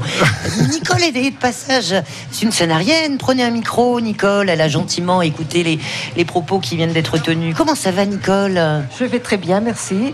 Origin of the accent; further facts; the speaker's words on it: Toulon, Provence-Alpes-Côte d'Azur, France; now in Sanary-sur-Mer, France; je suis native de Toulon